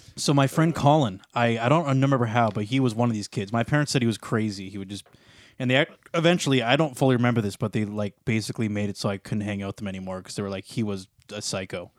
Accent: Sarnia, Ontario, Canada; born or raised there

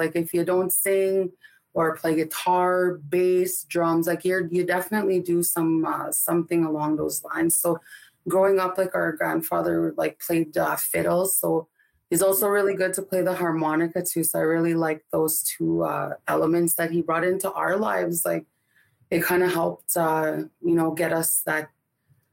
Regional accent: Winnipeg, Manitoba, Canada; I am Ojibwe Cree from Winnipeg, Manitoba.

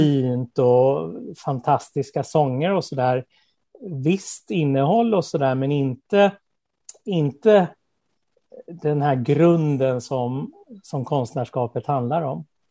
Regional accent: Skåne, Sweden; also born or lived in Småland / Lessebo; Född i Småland, uppvuxen i Skåne

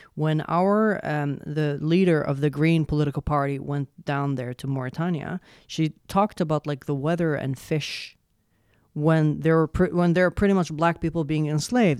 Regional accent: Yemen; English is a second language; now in Sweden; I come from Yemen

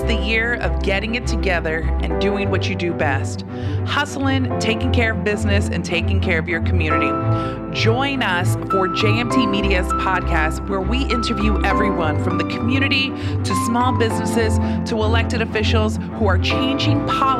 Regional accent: Staten Island, New York, United States; So I did the whole … I'm from Staten Island.

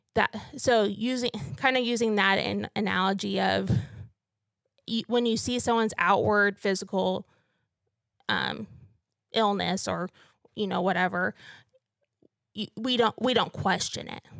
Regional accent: North Missouri, United States; moved away as an adult; also born or lived in Stillwater, Oklahoma; now in Canyon, United States; I'm actually from North Missouri

